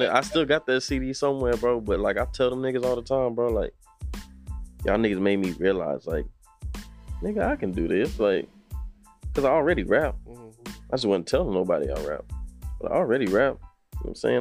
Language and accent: English; Austin, Texas, United States; also born or lived in Temple, Texas; I'm originally from Temple, but I was raised in Austin